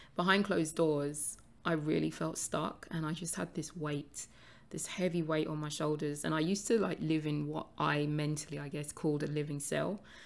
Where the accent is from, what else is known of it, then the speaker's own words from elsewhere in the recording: London, United Kingdom; I was born and raised in London, although I did spend a few years living in a very small village about forty-five minutes outside of London from about the age of nine.